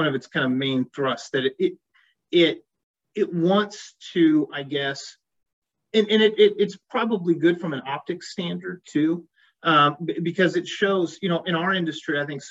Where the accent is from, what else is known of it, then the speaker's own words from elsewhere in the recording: Kentucky, United States; also born or lived in Iowa / West Virginia; I moved from Iowa to Kentucky when I was in middle school. I graduated from what was formerly Muhlenberg South